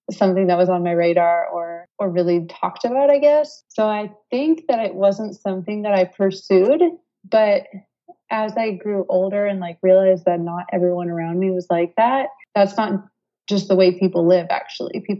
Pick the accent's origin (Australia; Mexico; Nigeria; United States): United States; moved away as an adult; now in France; I am living in France right now. I am from the United States.